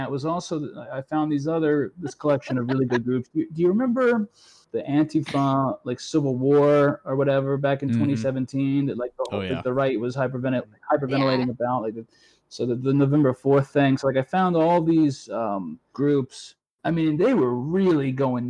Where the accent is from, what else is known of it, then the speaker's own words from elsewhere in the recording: Virginia, United States; moved away; I'm from Virginia.